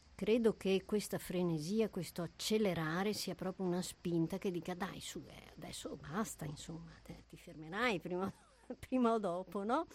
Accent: Germany; moved away; io eh, sono nata in Germania, quindi eh, i miei nonni e i miei genitori abitavano lì

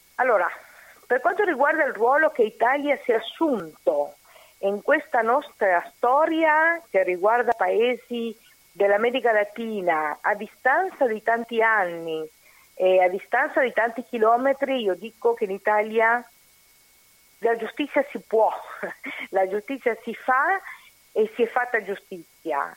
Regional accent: Uruguay; Italian is a second language; also born or lived in Argentina; now in Italy; Io sono uruguaiana, però ho vissuto in Argentina

